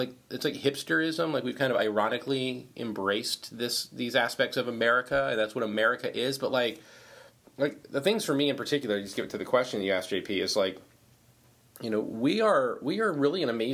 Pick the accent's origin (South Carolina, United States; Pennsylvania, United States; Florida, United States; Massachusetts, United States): Florida, United States; Orlando; growing up in Orlando